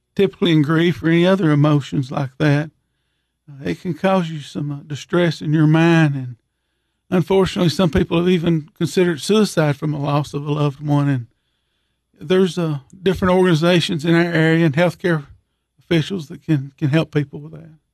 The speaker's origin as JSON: {"language": "English", "town": "Monterey", "region": "Tennessee", "country": "United States", "tie": "born or raised there", "said": "I grew up in Monterey my whole life other than when I was in school"}